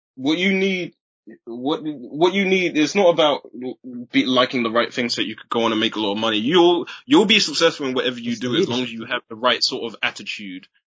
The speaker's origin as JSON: {"language": "English", "town": "Chichester", "region": "South East England", "country": "United Kingdom", "tie": "born or raised there", "said": "I was born in Chichester and both my parents are from Trinidad"}